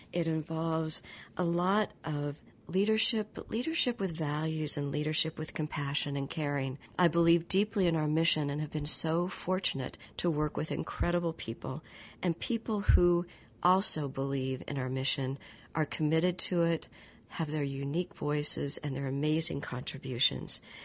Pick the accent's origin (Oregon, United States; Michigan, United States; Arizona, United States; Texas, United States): Oregon, United States; moved away; in my home state of Oregon